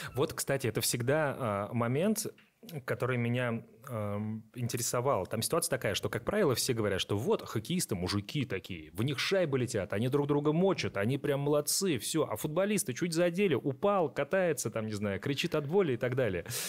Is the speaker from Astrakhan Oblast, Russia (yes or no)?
yes; Astrakhan Oblast, Russia; moved away; я из Астраханской области, то есть небольшое такое село